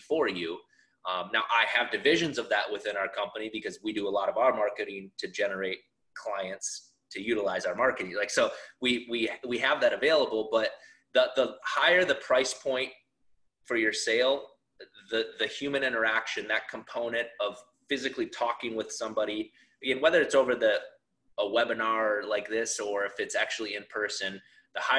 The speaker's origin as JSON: {"language": "English", "region": "South Dakota", "country": "United States", "tie": "born or raised there", "said": "I grew up in South Dakota, a town of like 1,000 people."}